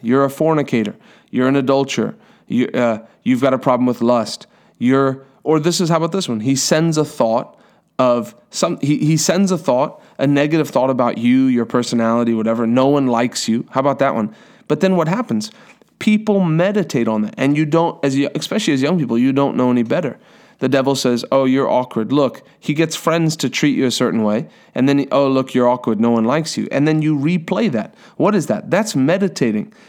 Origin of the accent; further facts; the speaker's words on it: South Africa; moved away; I'm from South Africa originally